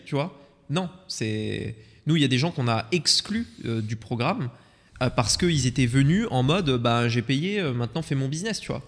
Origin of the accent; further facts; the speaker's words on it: Voiron, Auvergne-Rhône-Alpes, France; moved away; dans la ville dans laquelle on a grandi, en France, Voiron entre Grenoble et Lyon